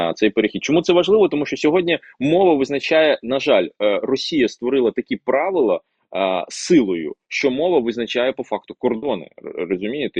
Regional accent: Crimean Tatar, Ukraine; first language Russian; Ukrainian is a second language; я кримський татарин, але ріс в російськомовній родині

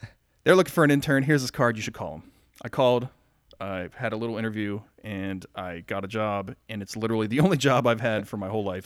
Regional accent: rural Pennsylvania, United States; now in Marietta, United States; I was born here in Marietta, lived my young life in very rural Pennsylvania.

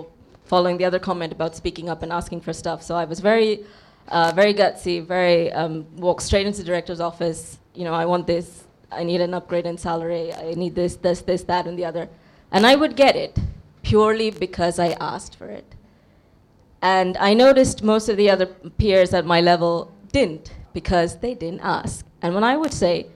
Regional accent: India; my background is I'm an Indian

